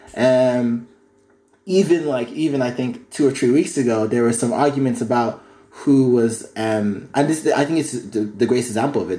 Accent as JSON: {"language": "English", "region": "County Kildare", "country": "Ireland", "tie": "born or raised there", "said": "Growing up in Kildare"}